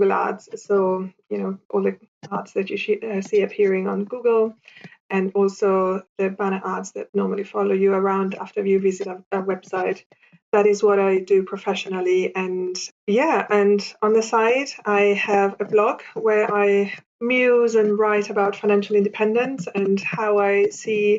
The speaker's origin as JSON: {"language": "English", "country": "Italy", "tie": "born or raised there", "moved": "as an adult", "lives_now": "London, United Kingdom", "said": "I was born and raised in Italy, but I also spent a lot of summers in Germany as a kid"}